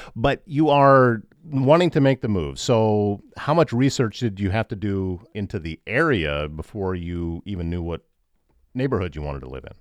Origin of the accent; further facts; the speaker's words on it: Iowa, United States; moved away; also born or lived in Georgia; I'm from Iowa.